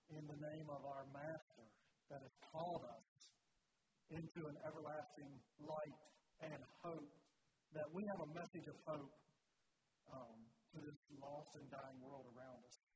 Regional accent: Bridgewater, United States; I didn't grow up in the Mennonite church. I grew up in the Church of the Brethren in Bridgewater there.

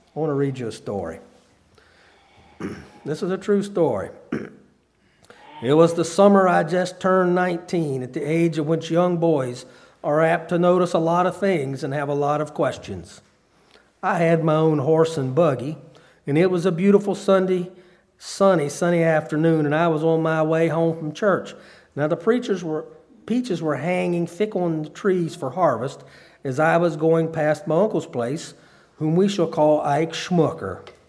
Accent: Harrisonburg, Virginia, United States; also born or lived in up north; I was from Harrisonburg

